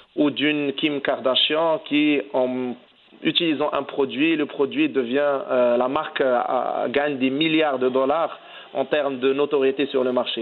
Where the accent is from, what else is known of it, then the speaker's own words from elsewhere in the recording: Morocco; en tant que Marocain